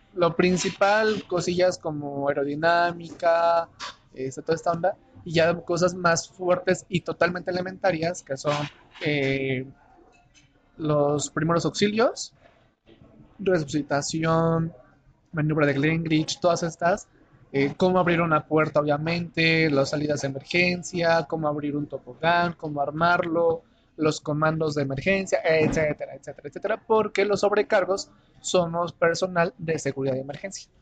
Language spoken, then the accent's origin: Spanish; Oaxaca, Mexico; moved away as an adult; now in Mexico City, Mexico; un oaxaqueño que llegó a vivir a la Ciudad de México hace casi tres años